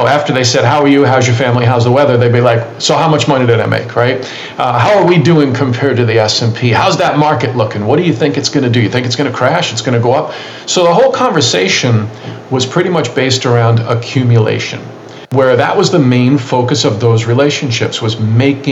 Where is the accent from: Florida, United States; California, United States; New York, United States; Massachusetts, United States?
New York, United States; New York City; born and raised in New York City